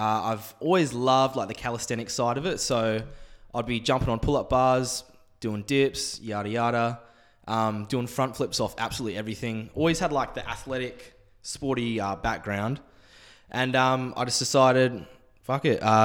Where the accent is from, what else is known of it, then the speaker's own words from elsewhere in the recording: Perth, Western Australia, Australia; also born or lived in Safety Bay, Western Australia; I grew up in Thornley for the first